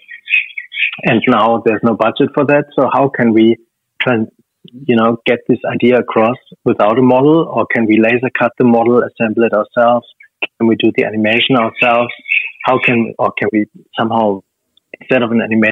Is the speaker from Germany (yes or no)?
yes; Stuttgart, Baden-Württemberg, Germany; moved away as an adult; now in Australia; my hometown